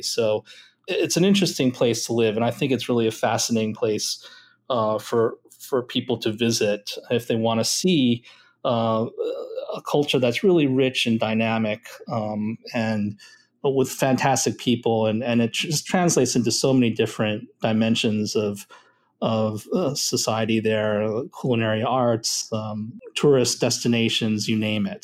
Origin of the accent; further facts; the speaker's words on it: New York City, New York, United States; moved away as an adult; also born or lived in Japan / Boulder, Colorado; I'm half Japanese on my dad's side, but was born and raised in New York City